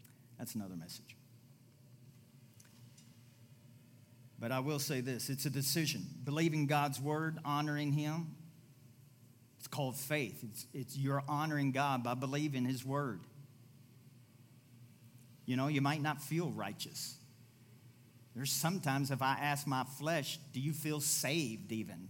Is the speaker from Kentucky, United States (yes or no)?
yes; Louisville, Kentucky, United States; moved away; I went back to my hometown, Louisville, Kentucky